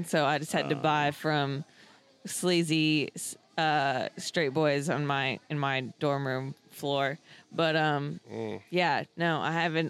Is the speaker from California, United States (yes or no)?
yes; Southern California, United States; moved away; I'm from Southern California, from like a small town near LA.